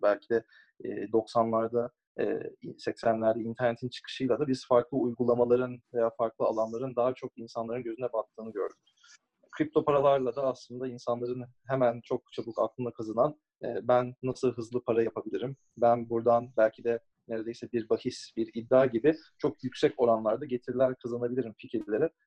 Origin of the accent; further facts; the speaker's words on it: Istanbul, Turkey; moved away as an adult; also born or lived in United States; doğma büyüme e, Türkiye'de İstanbul'da büyüdüm